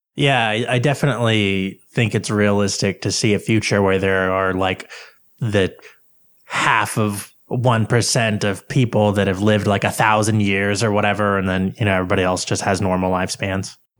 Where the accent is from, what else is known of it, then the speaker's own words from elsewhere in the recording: United States; I'm from America